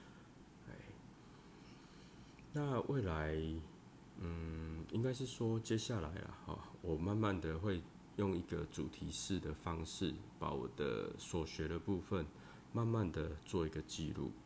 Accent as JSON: {"language": "Chinese", "region": "southern Taiwan", "country": "Taiwan", "said": "有些部分我会用国台语双声带，哦，因为我是南部人呐，哦，南部人呐，拢讲台语较济啦。"}